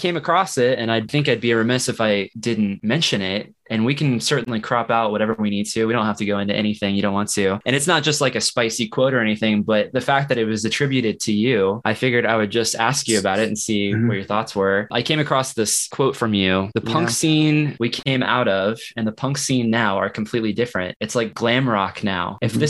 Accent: Kansas City, Missouri, United States; I grew up in Kansas City.

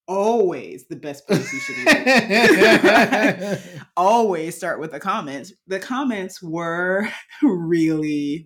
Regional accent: United States; So I grew up in the United States and someone that I am dating grew up in Norway.

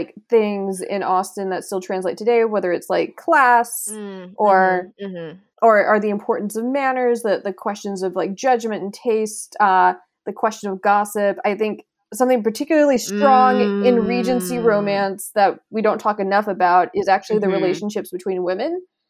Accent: Mississippi, United States; I grew up in Southern Mississippi. And my sister and I both went to colleges in Southern Mississippi.

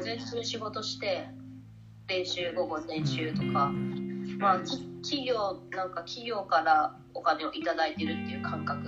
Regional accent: Kagoshima, Japan; 自分鹿児島出身です

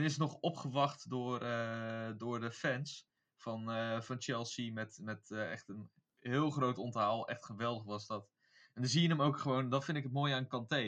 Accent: Beijerland, South Holland, Netherlands; ik kom uit het Beierland

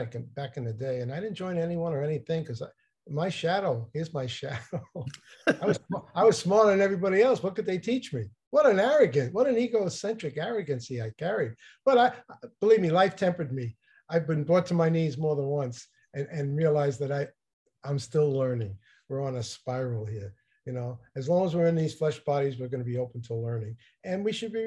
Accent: New Jersey, United States; I'm from New Jersey

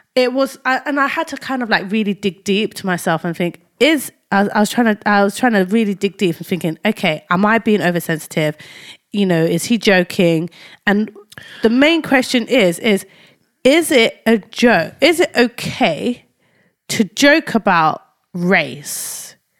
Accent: London, United Kingdom; moved away; also born or lived in Cambridgeshire; I was brought up in Tower Hamlets, yeah, specifically Whitechapel

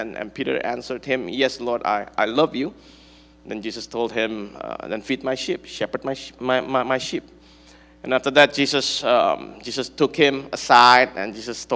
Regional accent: Bandung, West Java, Indonesia; I'm from Bandung

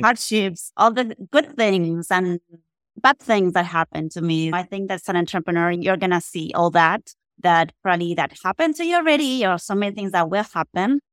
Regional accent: Argentina; moved away as an adult; now in Texas, United States; I was born in Argentina

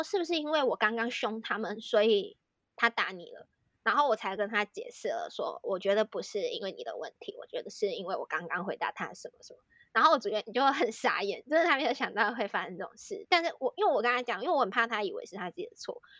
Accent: Taiwan; 然后我就说：“啊、哦，我是台湾人啊。”这样，然后我真的没有太觉得这句话有什么意思，我当下真的真的没有想到任何政治的东西。

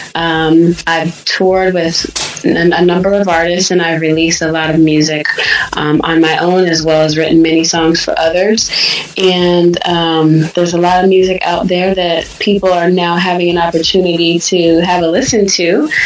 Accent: Sacramento, California, United States; also born or lived in Michigan; I'm from Michigan originally, but I grew up in Sacramento

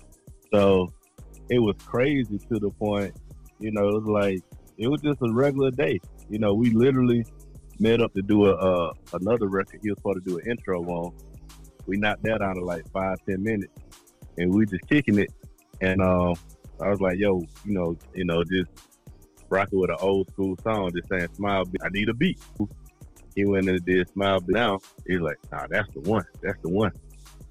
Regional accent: Atlanta, Georgia, United States; when you born and raised in Atlanta, you start seeing people you went to school with since second grade

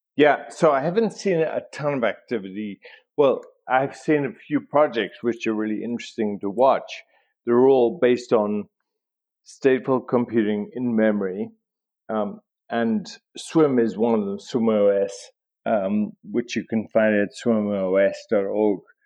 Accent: South Africa; I grew up in South Africa.

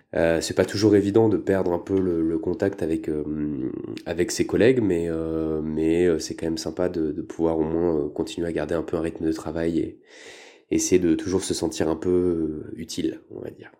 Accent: Paris, Île-de-France, France; moved away as an adult; now in Lyon, France; Je viens de Paris à la base, mais je me suis installé à Lyon il y a quelques années

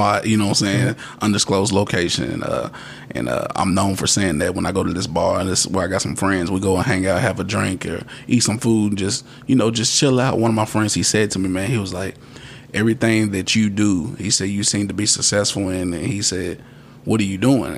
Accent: Radcliff, Kentucky, United States; now in Bowling Green, United States; my hometown of Radcliffe

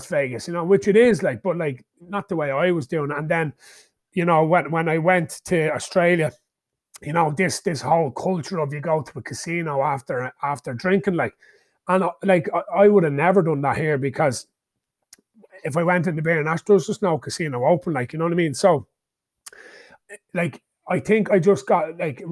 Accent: Ireland; born or raised there

